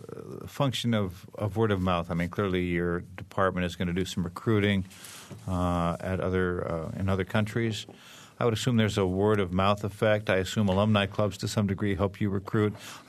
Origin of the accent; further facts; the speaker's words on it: New Mexico, United States; I came from New Mexico to go to IU, and I had a bit of culture shock.